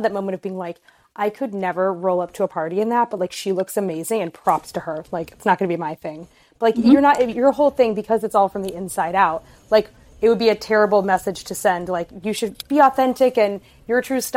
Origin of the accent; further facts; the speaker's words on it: New York City, New York, United States; moved away as an adult; I'm a New Yorker who transplanted when I had a young baby